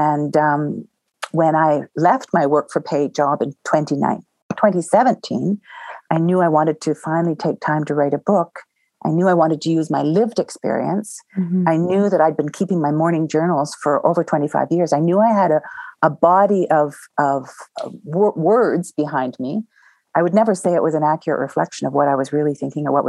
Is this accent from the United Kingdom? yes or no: no; Southern Ontario, Canada; now in Banff, Canada; I grew up in Southern Ontario